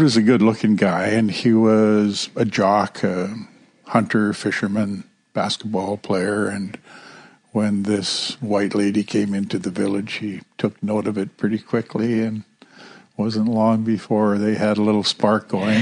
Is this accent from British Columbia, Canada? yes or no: yes; Kitkatla, British Columbia, Canada; also born or lived in Greenville (Nass River), British Columbia; I was baptized in St. Peter's Anglican Church in Kitkatla, which is my home village